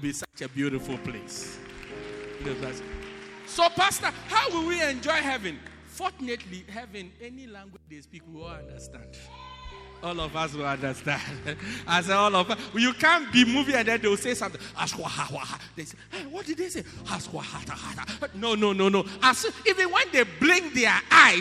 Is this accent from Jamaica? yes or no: no; Ghana; now in South Africa; I'm from Ghana